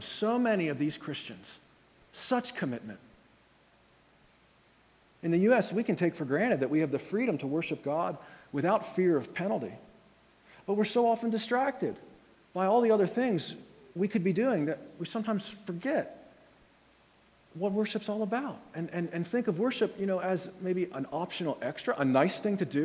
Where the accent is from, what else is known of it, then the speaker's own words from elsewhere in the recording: Red Lion, Pennsylvania, United States; I'm from Red Lion